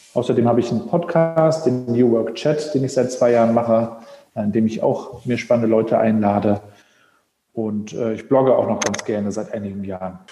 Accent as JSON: {"language": "German", "town": "Rostock", "region": "Mecklenburg-Vorpommern", "country": "Germany", "tie": "born or raised there", "said": "Rostocker Jung"}